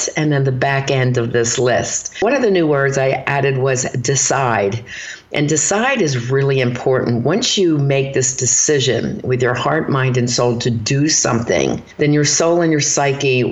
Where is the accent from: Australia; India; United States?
United States; Philadelphia, Pennsylvania; moved away; also born or lived in Erie, Pennsylvania; I'm from Philadelphia